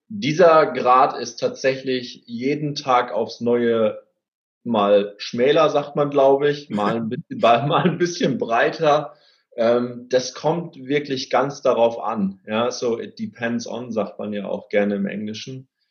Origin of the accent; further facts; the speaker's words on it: Cloppenburg, Lower Saxony, Germany; aus meiner Heimatstadt, aus Kloppenburg